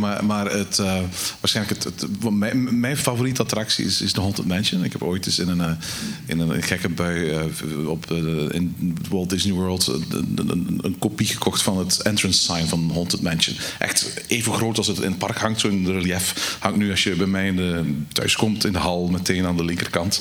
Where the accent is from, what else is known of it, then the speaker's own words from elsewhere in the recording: Belgium; als Belgen zullen wij